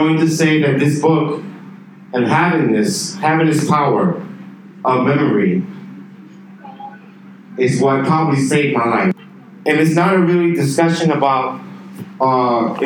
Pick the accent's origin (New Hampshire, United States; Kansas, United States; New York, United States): New York, United States; New York City; now in Beijing, China; I grew up in New York City. That's where I'm from, New York